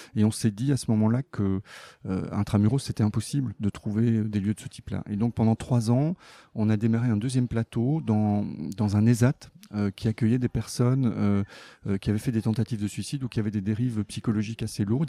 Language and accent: French; Belgium; moved away; also born or lived in Montreal / Avignon; je suis belge